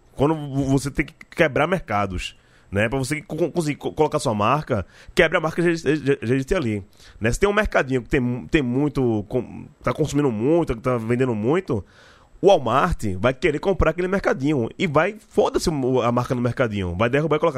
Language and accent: Portuguese; Northeast Region, Brazil; a gente é nordestino